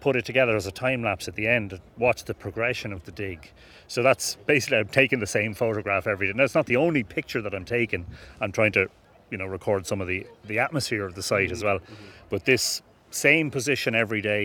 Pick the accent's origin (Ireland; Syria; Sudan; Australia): Ireland; Drogheda, Leinster; Born and bred in Drogheda